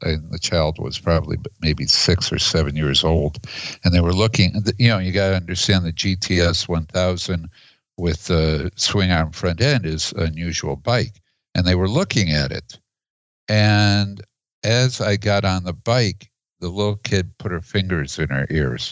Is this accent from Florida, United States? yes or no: no; Chicago, Illinois, United States; now in Oregon, United States; I grew up in Chicago